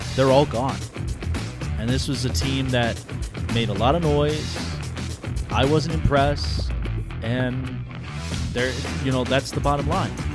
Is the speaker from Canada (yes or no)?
no; Las Vegas, Nevada, United States; my hometown of Las Vegas